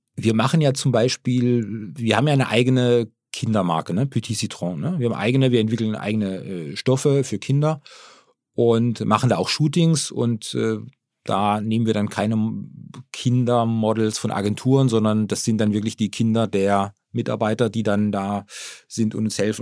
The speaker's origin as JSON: {"language": "German", "region": "Baden-Württemberg", "country": "Germany", "tie": "born or raised there", "moved": "yes", "lives_now": "Hamburg area, Germany"}